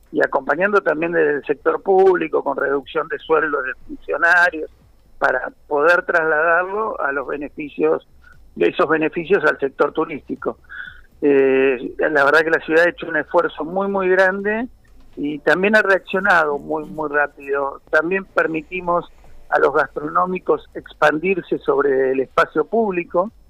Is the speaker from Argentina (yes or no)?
yes; Mar del Plata, Buenos Aires Province, Argentina; Yo soy nacido y criado en Mar del Plata, o sea, tengo muchísimos años acá